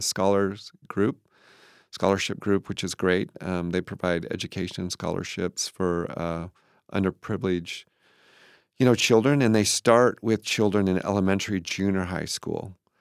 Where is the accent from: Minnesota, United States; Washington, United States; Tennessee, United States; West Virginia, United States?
Washington, United States; Moses Lake; also born or lived in Kent, Washington; I was born in Moses Lake.